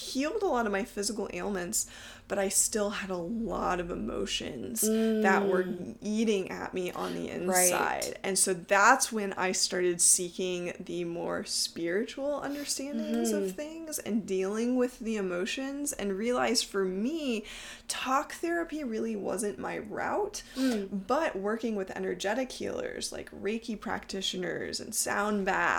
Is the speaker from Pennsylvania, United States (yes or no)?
no; Texas, United States; moved away; also born or lived in upstate New York; growing up in Texas, I was surrounded by all the Southern Baptists.